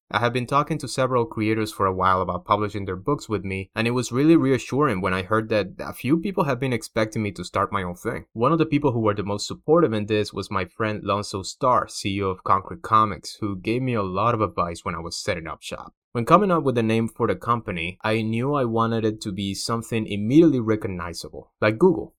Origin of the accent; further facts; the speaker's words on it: Havana, Cuba; moved away; I'm originally from Havana, Cuba. That's right, in case my accent didn't give me away, I'm a proud Cuban immigrant. Born and raised in the capital of the island